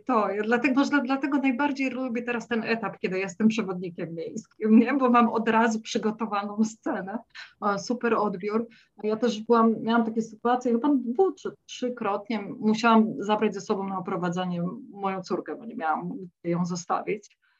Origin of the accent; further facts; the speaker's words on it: Silesian Voivodeship, Poland; now in Zagreb, Croatia; ja też pochodzę ze Śląska